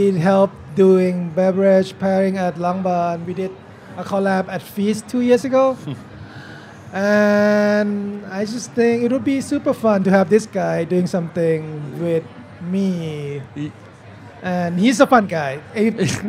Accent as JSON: {"language": "English", "region": "Bangkok", "country": "Thailand", "tie": "born or raised there", "moved": "as an adult", "lives_now": "Portland, United States", "said": "Born and raised in Bangkok, moved to Portland in 2000"}